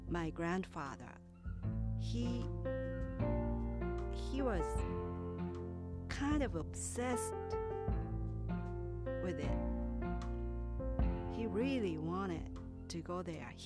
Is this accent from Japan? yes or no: yes; Kyoto, Japan; And my hometown was in Kyoto, that is the next city to Osaka.